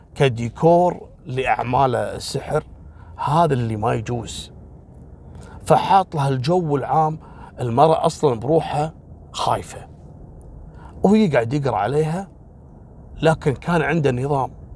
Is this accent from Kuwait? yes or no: yes; Kuwait; عندنا في الكويت